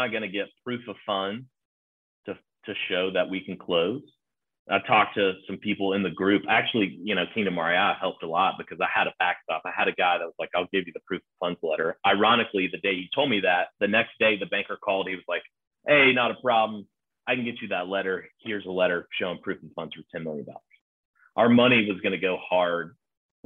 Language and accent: English; Nashville, Tennessee, United States; I grew up in Nashville. I know this place like the back of my hand